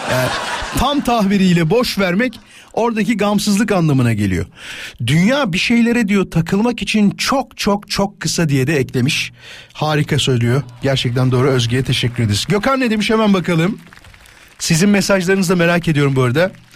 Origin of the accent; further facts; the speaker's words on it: İzmit, Kocaeli, Turkey; Canım memleketim